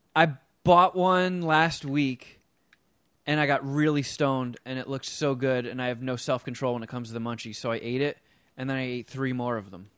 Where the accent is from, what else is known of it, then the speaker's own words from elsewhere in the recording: United States; I'm American.